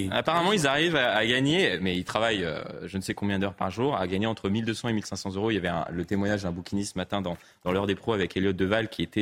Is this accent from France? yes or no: yes; Paris, Île-de-France, France; j'ai pris l'habitude, de, même ben, en grandissant à Paris, à regarder derrière moi